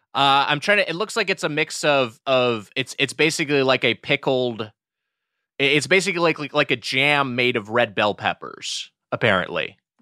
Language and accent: English; Los Angeles County, California, United States; me living in L A County my entire life